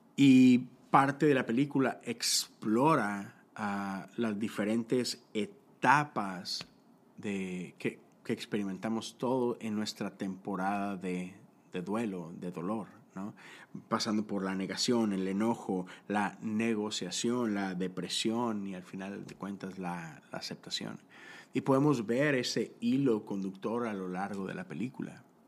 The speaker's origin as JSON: {"language": "Spanish", "country": "Mexico", "said": "yo soy de México, yo crecí eh, en, esos años donde de repente el narco empezó a invadir el mundo"}